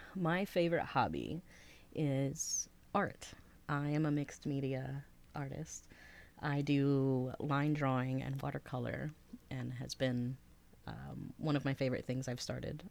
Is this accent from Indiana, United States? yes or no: no; Henderson County, Northeast Texas, United States; now in Athens, Ohio, United States; I was raised in Northeast Texas for most of my life